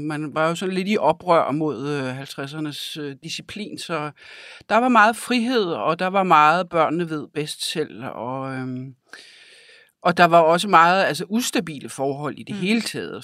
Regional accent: Denmark; also born or lived in Africa; af min barndom har jeg jo tilbragt i Danmark

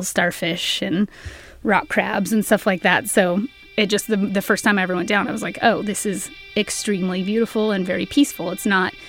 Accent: Tacoma, Washington, United States; I was born and raised in Tacoma

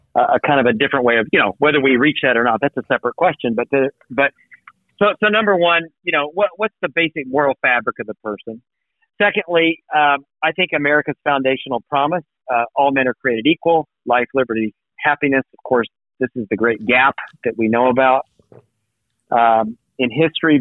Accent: the American South, United States; I was raised in the American South

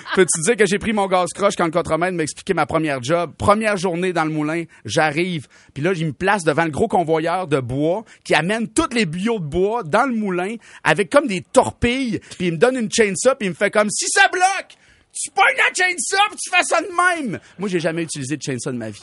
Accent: Saint-Joseph-de-Kamouraska, Quebec, Canada; je viens de Saint-Joseph-de-Kamouraska.

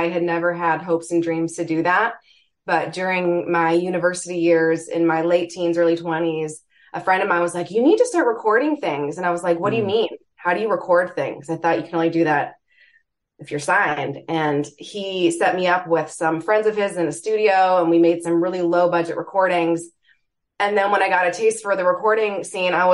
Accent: Toronto, Ontario, Canada; moved away as an adult; now in Michigan, United States; I hail from Toronto

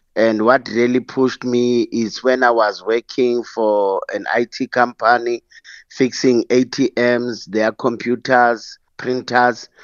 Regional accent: Soweto, Gauteng, South Africa; also born or lived in Eastern Cape; I grew up in Soweto, and I was fortunate to s, grow up and, or study in Eastern Cape

